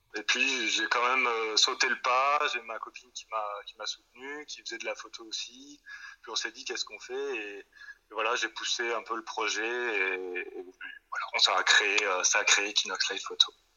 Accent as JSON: {"language": "French", "town": "Toulouse", "region": "Occitania", "country": "France", "moved": "yes", "lives_now": "Belgium", "said": "moi, d'abord, je viens de Toulouse, donc euh, on est quand même dans une région qui est assez chouette"}